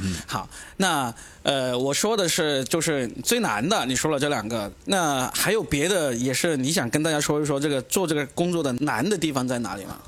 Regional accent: Anhui, China; now in Shanghai, China; 来自上海啊，那我是个安徽人啊

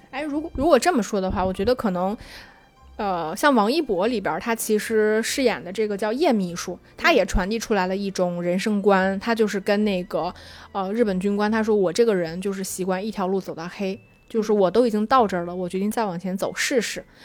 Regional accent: China; 我们中国人

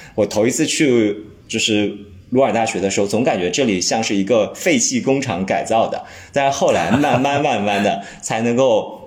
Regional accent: Lianyungang, Jiangsu, China; 我的家乡，就是我是江苏连云港的

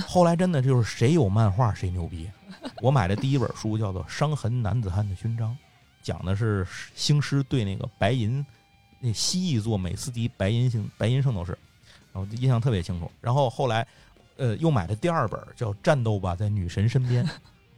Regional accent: Tianjin, China; 我天津人嘛，就是我们家后头那块儿有一个地方是黄金花园儿

